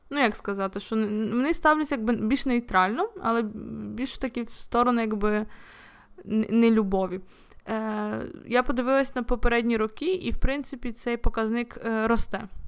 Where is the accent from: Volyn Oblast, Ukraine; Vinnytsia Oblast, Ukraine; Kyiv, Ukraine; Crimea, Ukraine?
Volyn Oblast, Ukraine; я сама з Волині, і коли якийсь поляк чує, що я з Волині